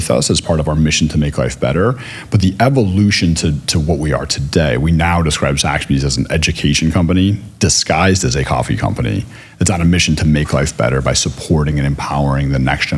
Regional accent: Chicago, Illinois, United States; now in Philadelphia, United States; growing up in Chicago

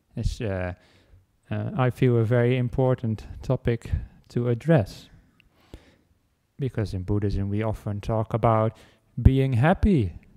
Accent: Netherlands; moved away as an adult; now in Australia; I came with the airplane from the Netherlands where I was where I was born and grown, where I grew up

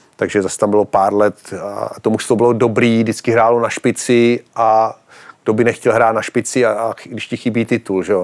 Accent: Pardubice, Pardubice Region, Czechia; jako kluk v Pardubicích

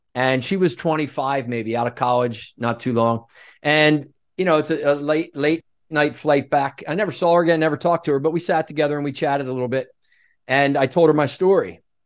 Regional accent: Norristown, Pennsylvania, United States; moved away as an adult; also born or lived in Aspen, Colorado; I grew up outside of Philadelphia in a town called Norristown, right near King of Prussia Valley Forge

